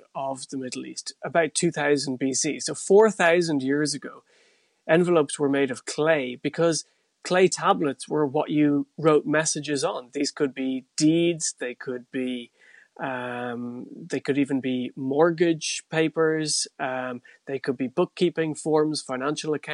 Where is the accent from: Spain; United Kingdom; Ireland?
Ireland; North Tipperary; When I grew up in North Tipperary